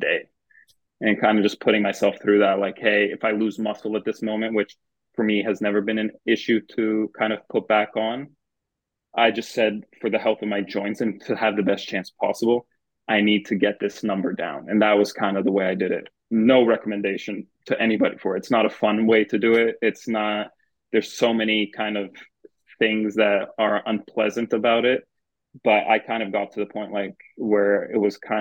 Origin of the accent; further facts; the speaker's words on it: Thornhill, Ontario, Canada; where I grew up in Thornhill.